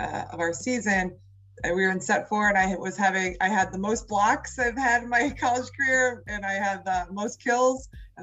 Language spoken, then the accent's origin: English; Cleveland, Ohio, United States; moved away as an adult; also born or lived in Washington, D.C.; I'm from Cleveland, Ohio.